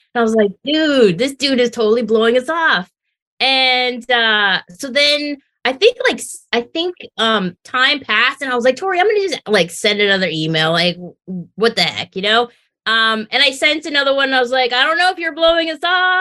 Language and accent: English; Tijuana, Baja California, Mexico; now in San Diego, United States; I was born in Tijuana